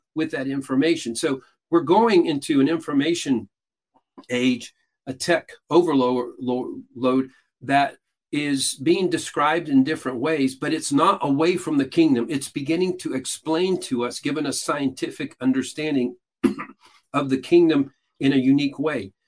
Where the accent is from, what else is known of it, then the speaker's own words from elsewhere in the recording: Peru; now in United States; I was born and raised in Peru, South America, grew up what is largely considered a cult.